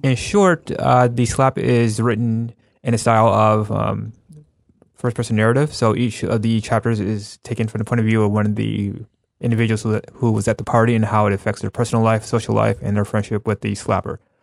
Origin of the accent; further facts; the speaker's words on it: United States; I'm American